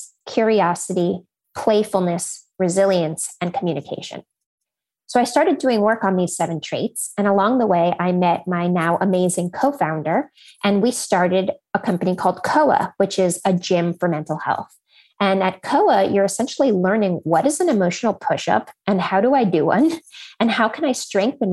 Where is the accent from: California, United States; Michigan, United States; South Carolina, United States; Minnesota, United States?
California, United States; Silicon Valley; And I grew up in Silicon Valley.